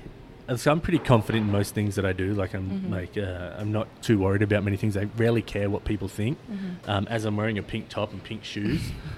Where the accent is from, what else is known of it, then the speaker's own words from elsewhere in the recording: Australia; now in Kirkland, United States; So, like, I grew up in Australia